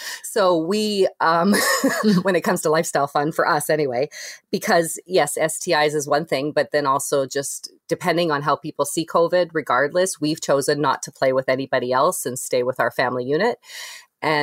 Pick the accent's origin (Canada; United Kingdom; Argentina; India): Canada; also born or lived in Toronto; we're Toronto and just because we're Canadian